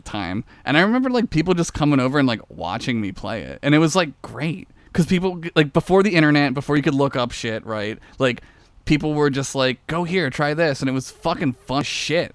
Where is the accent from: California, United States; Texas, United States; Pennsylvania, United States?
Pennsylvania, United States; Philadelphia; I grew up around Philly in the suburbs of Philly